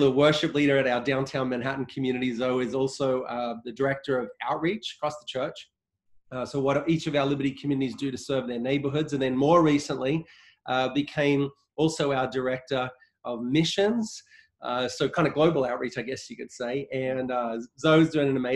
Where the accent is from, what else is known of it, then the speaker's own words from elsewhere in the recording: Australia; moved away as an adult; now in United States; I was born in Australia. I've lived in the US. I'm a US citizen now, but I've only lived here these last 10 years.